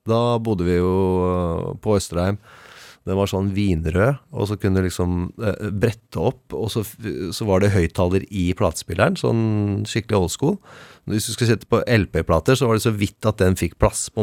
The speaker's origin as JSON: {"language": "Norwegian", "region": "Oslo", "country": "Norway", "tie": "born or raised there", "said": "Jeg er fra Oslo. Eh, jeg vokste vel først opp på, på Årvoll."}